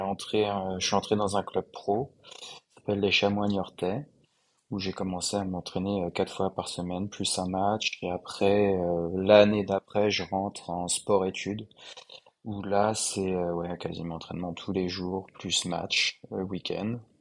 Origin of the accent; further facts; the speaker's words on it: France; moved away as an adult; also born or lived in United States; now in Shanghai, China; je suis français, j'ai 31 ans